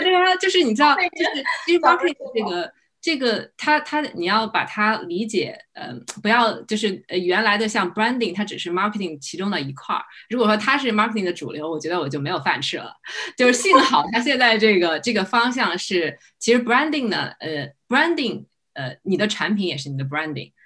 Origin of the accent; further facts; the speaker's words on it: China; now in United States; 作为一个英语不是很好的一个中国人